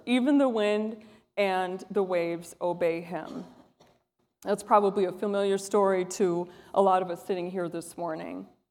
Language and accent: English; Wisconsin, United States; moved away; I'm from Wisconsin